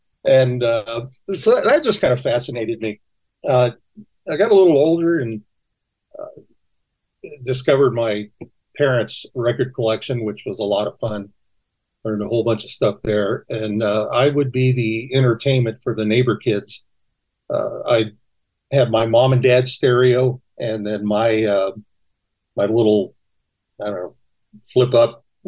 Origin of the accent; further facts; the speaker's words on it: California, United States; also born or lived in Oklahoma; Yeah, I was born in Los Angeles, but I grew up between California and Oklahoma.